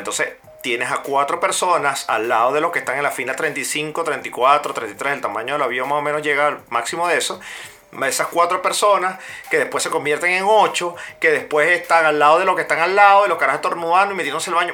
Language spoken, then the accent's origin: Spanish; Venezuela; moved away; como venezolano